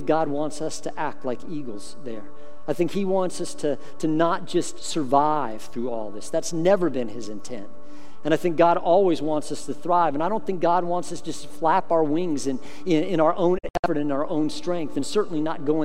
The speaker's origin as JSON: {"language": "English", "region": "Colorado", "country": "United States", "tie": "born or raised there", "said": "I grew up in Colorado"}